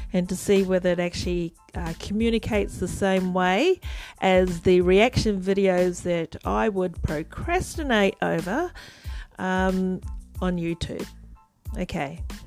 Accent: New Zealand; I'm a Kiwi

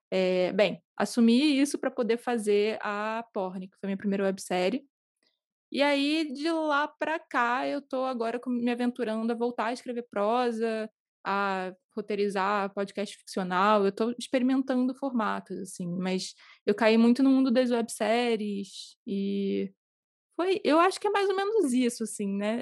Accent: Rio de Janeiro, Brazil; no Rio, moro no Rio.

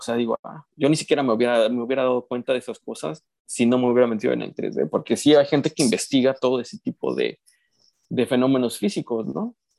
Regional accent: Mexico; yo soy mexicano

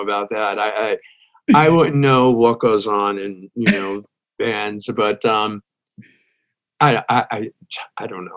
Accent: New York City, New York, United States; moved away as an adult; also born or lived in Brooklyn, New York; now in Texas, United States; I moved out, my family moved out to Staten Island.

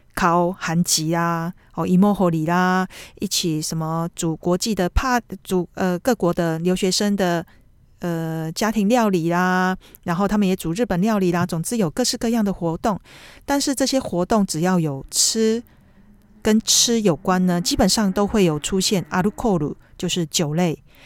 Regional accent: Taiwan; now in Tokyo, Japan; 那我们台湾人是可能你要吐的话，你自己偷偷摸摸，要吐之前你就去浴室，呃，厕所里面自己吐一吐

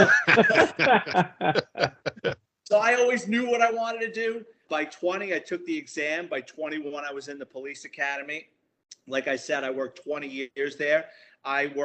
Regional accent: New York City, New York, United States; I'm a Bronx kid, born and raised in New York City, grew up in the Bronx, lower middle class family

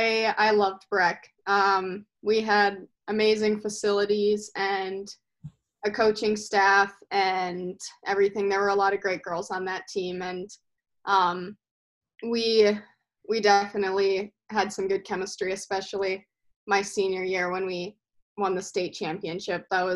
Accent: Maple Grove, Minnesota, United States; We just used to go to open skate over at Maple Grove and kind of picked it up there

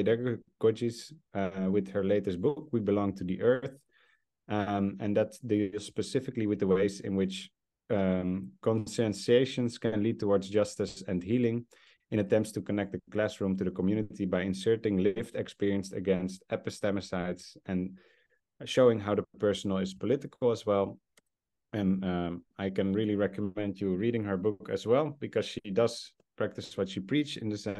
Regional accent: South Africa; And of course, as a South African, I think that is strongly felt that we should be in solidarity with what's happening there now.

